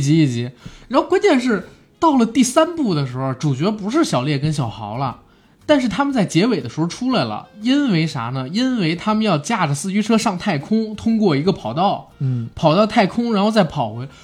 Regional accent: China; 我们中国人

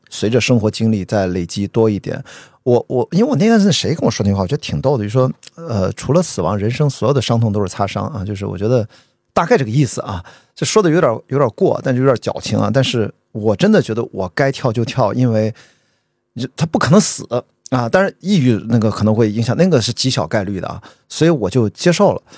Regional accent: Qingdao, Shandong, China; 我在青岛长大一个沿海城市啊，我觉得它是比较开放，因为它是对殖民地嘛

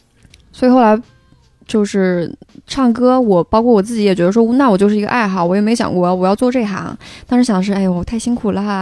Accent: Ya'an, Sichuan, China; 我在雅安，我们家

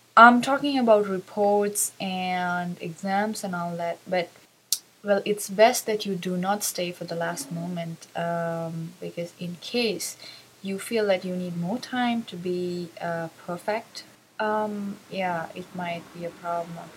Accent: Sri Lanka; I'm from Sri Lanka.

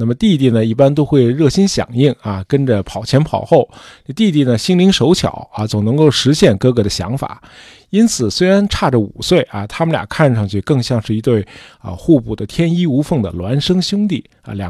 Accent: China; 我们中国人

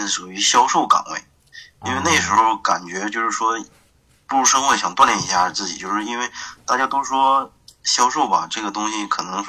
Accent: Tieling, Liaoning, China; accent: Northeastern (Dongbei); also born or lived in Dandong; now in Shenyang, China; 沈阳家是铁岭，但是我现在是

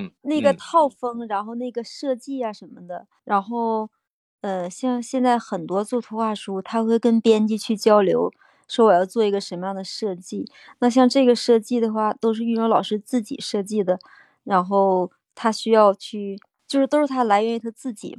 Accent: Northeast China, China; 作为东北人，

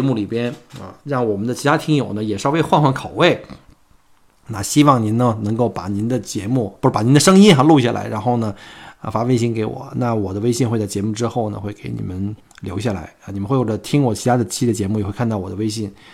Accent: China; now in Melbourne, Australia; 我们中国人熟悉的双十一

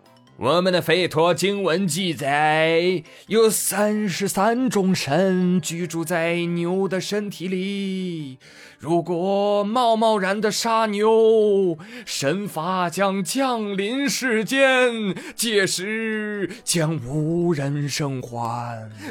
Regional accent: China; 我觉得谁也比不了我们中国人

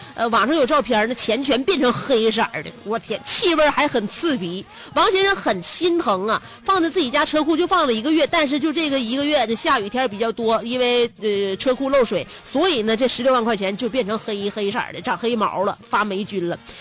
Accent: China; 因为我们中国人呢，有就是饭桌上教育孩子这个习惯和特点

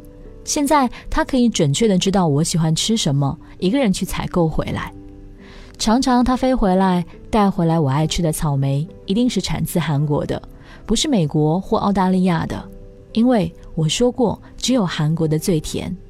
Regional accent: China; now in Singapore; 老公，我是在中国长大的，吃了二十几年地沟油，如果不偶尔补充一下，身体要吃不消喽。

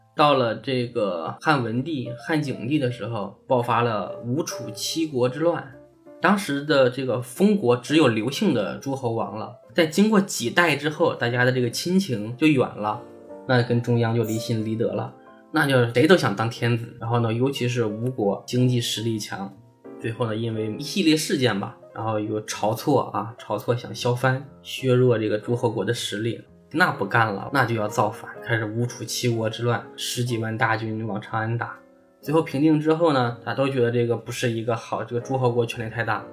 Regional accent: China; 我们中国人民

